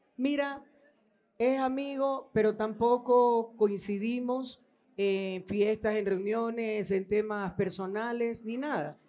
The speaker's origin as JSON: {"language": "Spanish", "country": "Ecuador", "said": "todos somos ecuatorianos"}